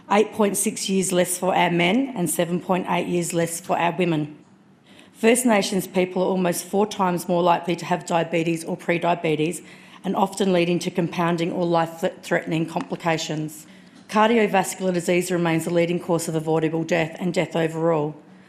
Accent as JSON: {"language": "English", "town": "Adelaide", "region": "South Australia", "country": "Australia", "tie": "born or raised there", "said": "I'm an Amudja Eastern Arunda woman with family connections to Central Australia, but I was born here on Kaurna country."}